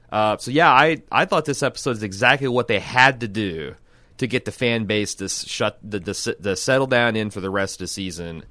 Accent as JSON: {"language": "English", "region": "Midwest", "country": "United States", "said": "I'm from the Midwest"}